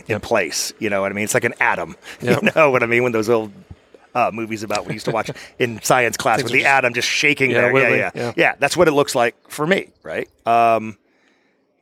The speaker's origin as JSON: {"language": "English", "country": "United States", "said": "I'm an American"}